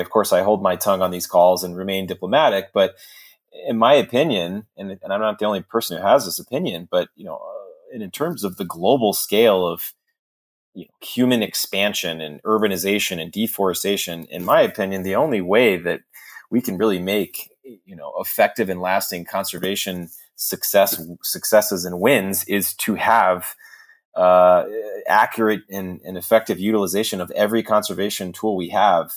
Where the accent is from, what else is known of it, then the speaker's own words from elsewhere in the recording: Texas, United States; I'm a Texan